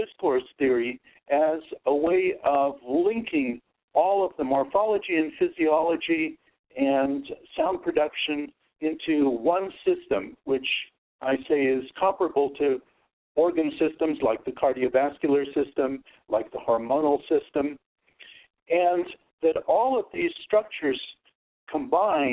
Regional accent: United States; first language Russian; English is a second language; My first language that I learned to speak was Russian. And by the time that I was 5, I was fluent in Russian, and my parents moved to the United States

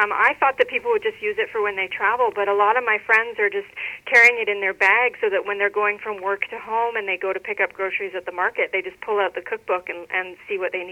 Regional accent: Regina, Saskatchewan, Canada; moved away; I went to Regina, Saskatchewan, which is my hometown, and it wasn't a very vegetarian-friendly city when I was there when I was a kid

